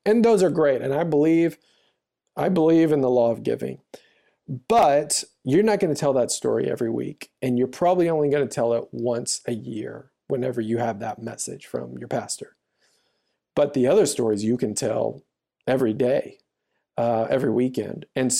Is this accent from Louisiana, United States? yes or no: yes; Louisiana, United States; I grew up in the South in Louisiana, and it was a country church. 12,000 people lived in the town.